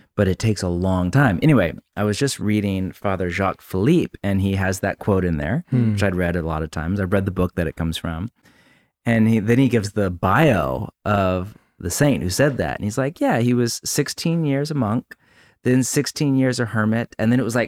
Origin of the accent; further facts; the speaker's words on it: United States; We're Americans.